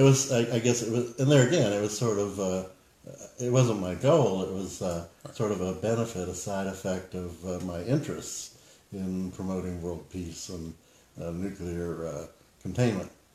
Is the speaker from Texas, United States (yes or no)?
no; Florida, United States; growing up in Florida with the Cuban Missile Crisis